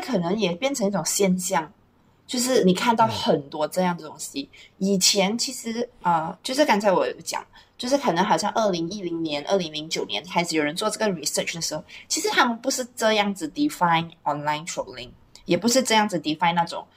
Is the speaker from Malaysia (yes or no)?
yes; Malaysia; 我们虽然是马来西亚人，可是我们是马来西亚华人啊